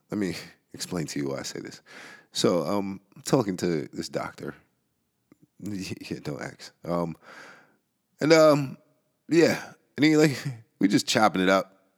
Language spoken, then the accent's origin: English; New York City, New York, United States; the Bronx. My hometown